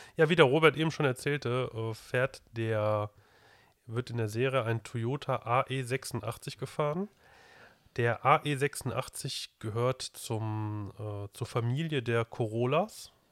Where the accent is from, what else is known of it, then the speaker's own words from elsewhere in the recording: Germany; hier bei uns in Deutschland